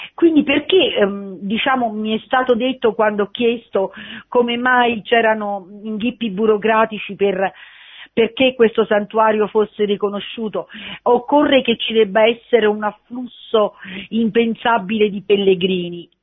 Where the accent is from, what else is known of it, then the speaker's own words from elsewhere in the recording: Campania, Italy; now in Province of Rome, Italy; Sono campana, ehm, di nascita e di crescita